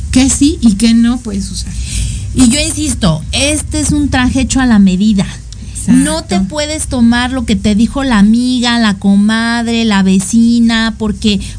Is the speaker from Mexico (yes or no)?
yes; Mexico; somos mexicanos.